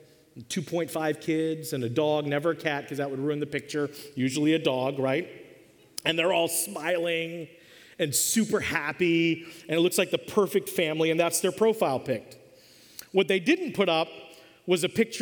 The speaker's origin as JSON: {"language": "English", "town": "Washington", "region": "District of Columbia", "country": "United States", "tie": "born or raised there", "said": "I was born in Washington, D.C. I'm a child of the 80s."}